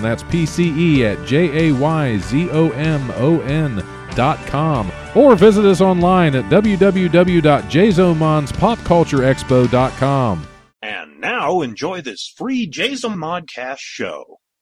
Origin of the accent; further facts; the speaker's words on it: Canada; I'm Canadian